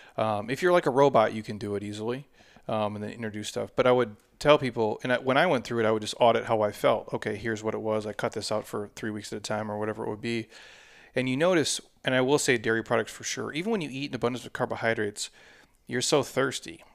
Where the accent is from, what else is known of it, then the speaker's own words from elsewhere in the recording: Midwest, United States; I grew up in the Midwest